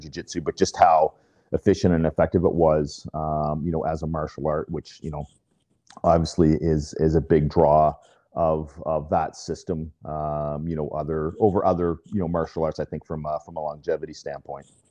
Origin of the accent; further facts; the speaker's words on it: Fredericton, New Brunswick, Canada; now in Burlington, Canada; I was born and raised in New Brunswick, so um, in in Fredericton.